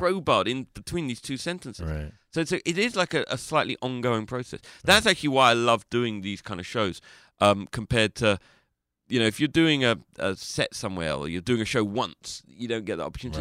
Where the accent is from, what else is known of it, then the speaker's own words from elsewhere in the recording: London, United Kingdom; I'm from London